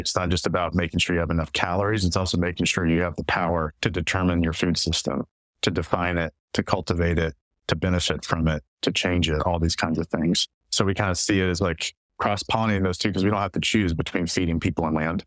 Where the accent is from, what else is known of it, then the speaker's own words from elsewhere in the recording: East Tennessee, United States; moved away as an adult; also born or lived in Israel and Palestine / Mozambique; now in Shenandoah Valley, Virginia, United States; I grew up in East Tennessee in the Appalachian Mountains, Central Appalachia, but I've been here kind of in the hinterlands of the Ridge and Valley subsection of the Great Appalachian Valley for a little over 10 years